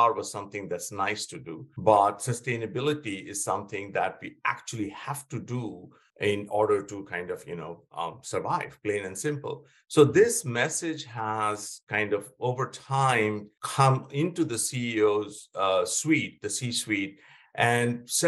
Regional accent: West Bengal, India; moved away as an adult; also born or lived in Pennsylvania, United States; I grew up in India and in West Bengal

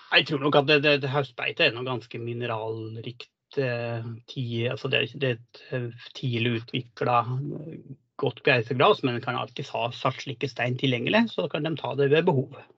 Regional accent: Lesja, Innlandet, Norway; moved away; Jeg kommer opprinnelig fra Lesja i Nord-Gudbrandsdalen. Og oppvokste på en gard der med storfe og sau.

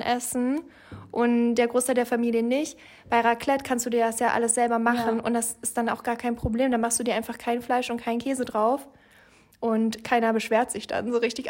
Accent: Franconia, Bavaria, Germany; ich komme ja aus Franken

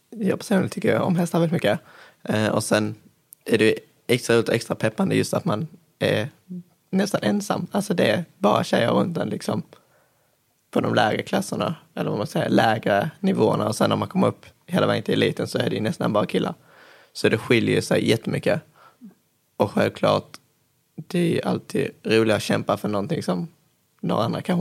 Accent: Kristianstad, Skåne, Sweden; Eh, kommer ifrån eh, Kristianstad vanligtvis. Går årskurs tre på Flyinge hästsportgymnasium.

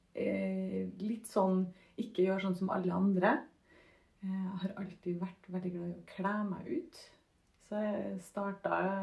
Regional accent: Trondheim, Trøndelag, Norway; also born or lived in Husby; jeg er gangster fra Kolstad.

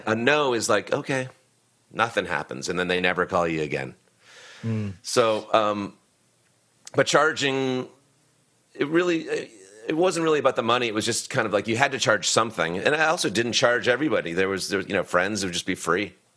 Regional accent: Boston, Massachusetts, United States; I lived in Boston. I grew up in Boston

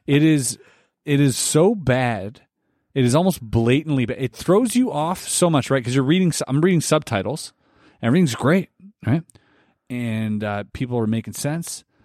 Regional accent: Canada; we are Canadian and we have, uh, leaders here

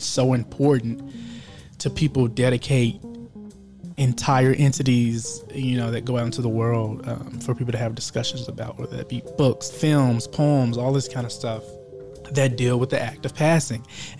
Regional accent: Memphis, Tennessee, United States; moved away as an adult; also born or lived in Arkansas Delta / Ohio; my roots of growing up in Memphis, Tennessee, and in the Arkansas Delta

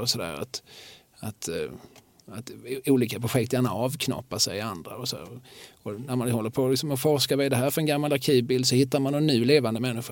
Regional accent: Malmö, Skåne, Sweden; som Malmöbo

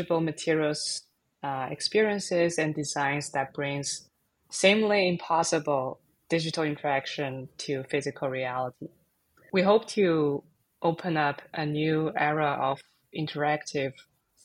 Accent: China; now in San Francisco, United States; I was born and raised in China, and I'm currently based in San Francisco.

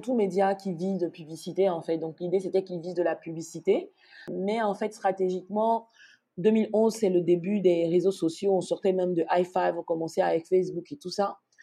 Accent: Abidjan, Côte d’Ivoire; moved away as an adult; also born or lived in Morocco; now in Abidjan, Côte d'Ivoire; je suis née à Abidjan, au CHU de Trècheville plus précisément, et j'ai grandi à Abidjan, en Côte d'Ivoire

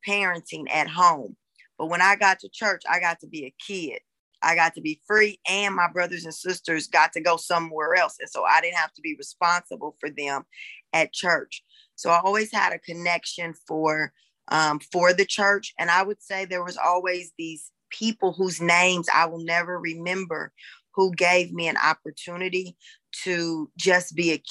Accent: Raytown, Missouri, United States; I'm from Kansas City, Missouri

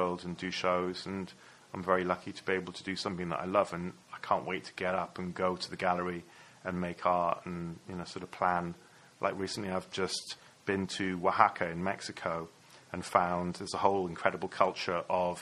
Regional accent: Ammanford, Wales, United Kingdom; moved away; also born or lived in San Francisco, California; my hometown would be like, you know, Upper Cwmtwrch or Ammanford or something like that. But I really consider, you know, California to be my hometown as well, San Francisco

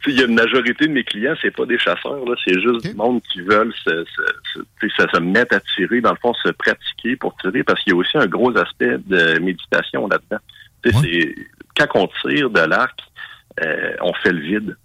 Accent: Quebec, Canada; Nous autres, évidemment, au Québec

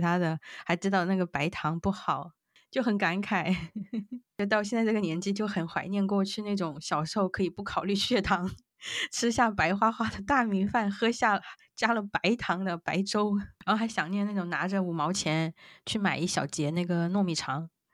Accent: Yunnan, China; moved away as an adult; 我们云南那边的一个叫马老表的一个素食的那个米线

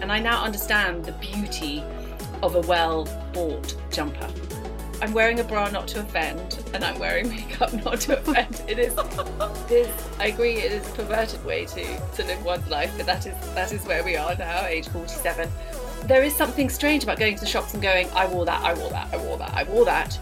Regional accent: Paris, Île-de-France, France; moved away; I grew up in Paris

